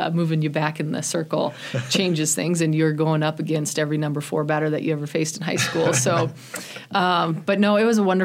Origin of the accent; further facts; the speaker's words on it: Chadron, Nebraska, United States; also born or lived in Greeley, Colorado; I ended up moving here when I was 11, and so that was in sixth grade